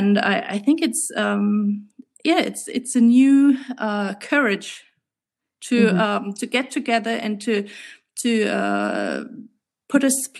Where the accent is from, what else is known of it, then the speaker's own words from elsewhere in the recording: Stuttgart, Baden-Württemberg, Germany; moved away as an adult; now in United States; from my hometown, Stuttgart